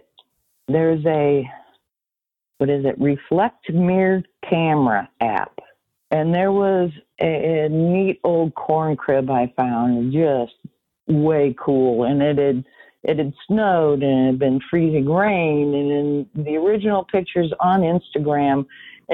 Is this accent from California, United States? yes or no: no; Peoria, Illinois, United States; I'm from Peoria, Illinois